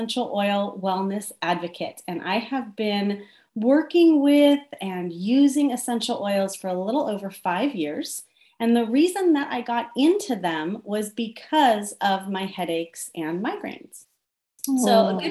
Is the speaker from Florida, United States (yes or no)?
no; Southern California, United States; I'm from Southern California